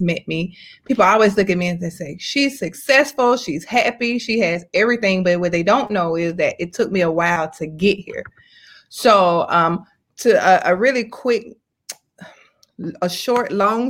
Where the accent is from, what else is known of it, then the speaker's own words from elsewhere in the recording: Atlanta, Georgia, United States; I'm from Atlanta, Georgia